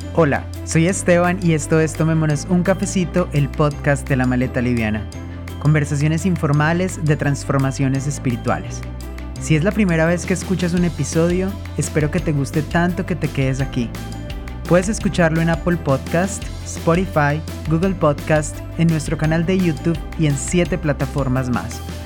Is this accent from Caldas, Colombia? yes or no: yes; Manizales, Caldas, Colombia; moved away; yo hace un tiempo no estoy en Manizales, pero claro, soy de Manizales